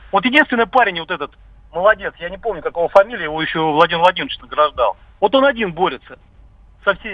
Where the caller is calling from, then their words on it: Krasnogorsk, Moscow Oblast, Russia; Да, я из Красногорска, да.